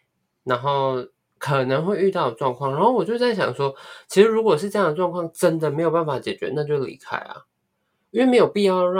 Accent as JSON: {"language": "Chinese", "country": "Malaysia", "moved": "yes", "said": "我就逃走啊，让我从马来西亚逃过来。"}